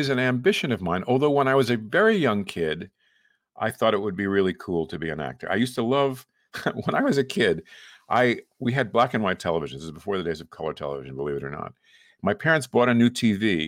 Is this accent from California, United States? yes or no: no; New York, United States; I grew up in New York